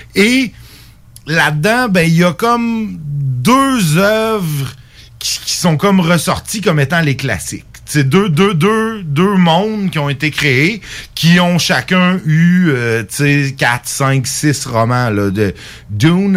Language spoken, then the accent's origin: French; Quebec, Canada; en tant que Québécois